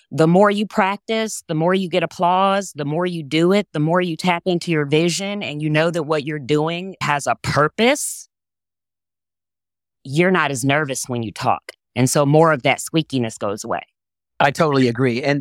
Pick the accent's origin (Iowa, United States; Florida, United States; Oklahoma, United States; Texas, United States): Texas, United States; accent: Southern; I grew up in Texas, so my natural accent is way more Southern than this.